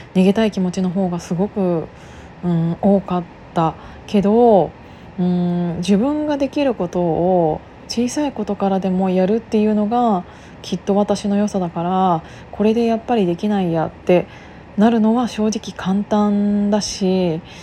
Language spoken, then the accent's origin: Japanese; Kiryu, Gunma, Japan; moved away; 私がその群馬県桐生市出身なんですけど